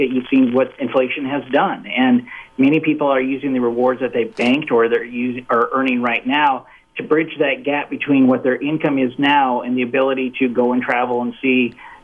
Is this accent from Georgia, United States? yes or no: no; Rapid City, South Dakota, United States; moved away; going back home and seeing my family in Rapid City, South Dakota